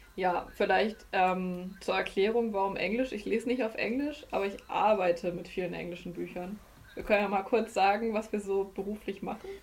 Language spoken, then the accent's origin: German; Germany; aber wir kommen ja aus Deutschland